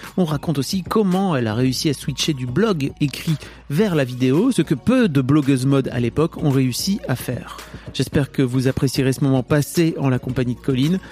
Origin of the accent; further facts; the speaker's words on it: the North, Hauts-de-France, France; je viens du Nord